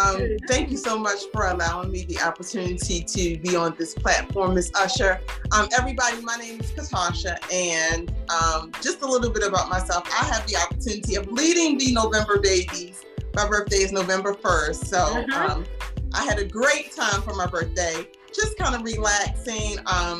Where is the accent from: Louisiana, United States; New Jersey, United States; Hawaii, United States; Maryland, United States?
Maryland, United States; Baltimore; now in Winston-Salem, United States; So I am here local in the Winston-Salem area. However, I am originally from Baltimore, Maryland.